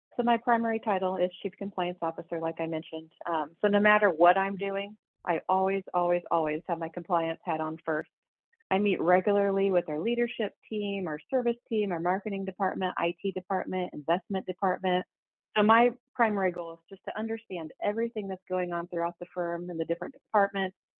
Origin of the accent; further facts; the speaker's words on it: Warsaw, Indiana, United States; dropping off my resumes in my hometown